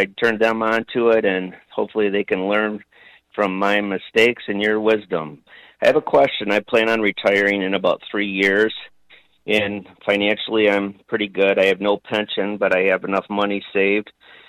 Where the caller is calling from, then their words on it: Fort Gratiot, Michigan, United States; I'm from Fort Gratiot, Michigan.